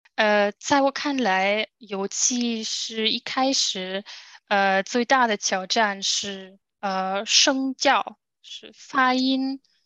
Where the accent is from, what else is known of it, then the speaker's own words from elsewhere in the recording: Germany; Chinese is a second language; also born or lived in Guangzhou, China; 我来自德国